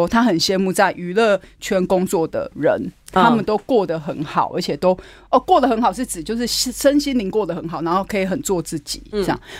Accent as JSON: {"language": "Chinese", "region": "Keelung", "country": "Taiwan", "said": "我是基隆人。"}